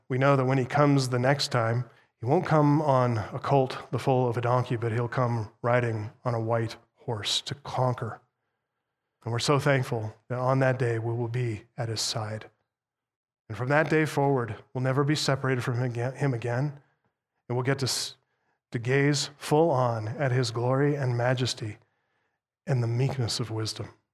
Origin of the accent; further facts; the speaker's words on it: United States; as an American